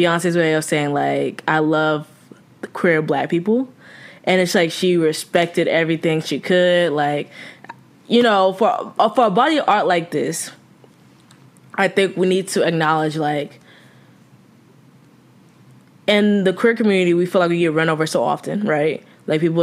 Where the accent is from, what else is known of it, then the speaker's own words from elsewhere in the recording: the South, United States; moved away; we're from the South